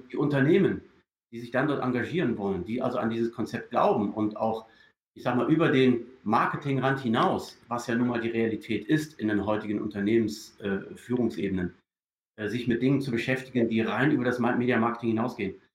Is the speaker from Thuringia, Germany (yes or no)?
no; Düsseldorf, North Rhine-Westphalia, Germany; moved away as an adult; now in New Zealand; Also ich bin ja, ich bin ja Deutscher. Also ich bin in, in, in Düsseldorf groß geworden und habe auch dann natürlich äh, viele Jahre meines Arbeitslebens in Deutschland verbracht